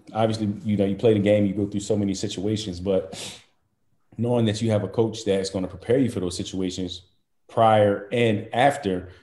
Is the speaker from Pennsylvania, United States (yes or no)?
yes; Chester, Pennsylvania, United States; me growing up in Chester